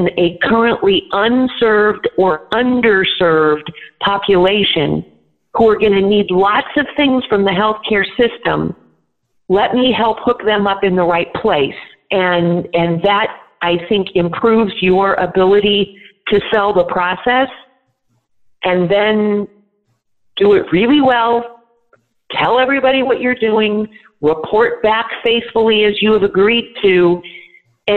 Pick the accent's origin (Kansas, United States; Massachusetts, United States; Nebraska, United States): Nebraska, United States; my state, I'm from Nebraska